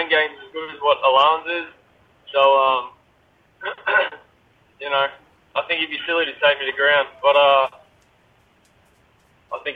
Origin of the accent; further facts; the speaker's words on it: Australia; I'm an Aussie man.